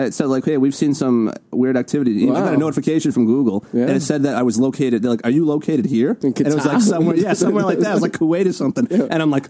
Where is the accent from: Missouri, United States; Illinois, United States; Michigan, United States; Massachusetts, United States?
Massachusetts, United States; Boston; accent: Boston